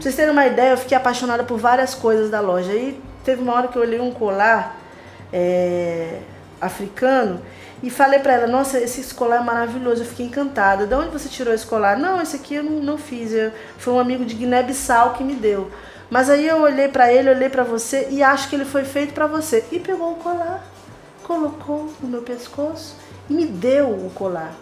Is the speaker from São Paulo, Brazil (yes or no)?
no; Maranhão, Brazil; como maranhense que sou